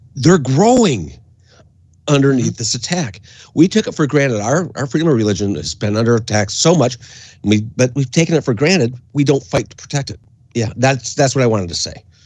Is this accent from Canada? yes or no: yes; Windsor, Ontario, Canada; I grew up in Canada, and uh, when uh, my dad moved us over to Canada in 1971